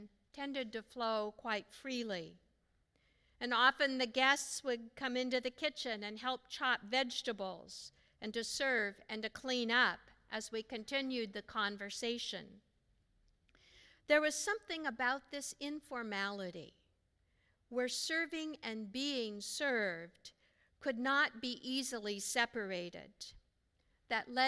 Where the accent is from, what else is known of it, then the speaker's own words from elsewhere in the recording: Pacific Northwest, United States; Growing up in the Pacific Northwest